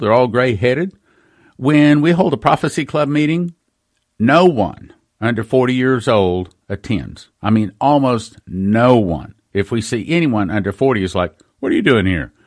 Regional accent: West Texas, United States; I grew up in West Texas

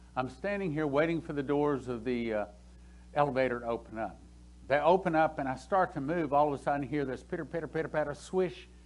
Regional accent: Texas, United States; I'm from Texas.

